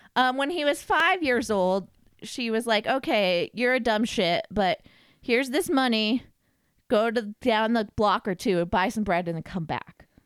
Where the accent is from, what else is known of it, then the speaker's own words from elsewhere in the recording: Nevada, United States; Like, we're from Nevada